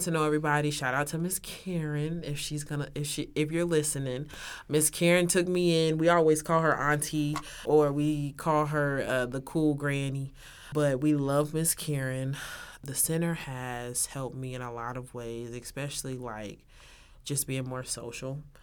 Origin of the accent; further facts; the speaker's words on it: Texas, United States; moved away as an adult; now in Oklahoma, United States; I'm from Texas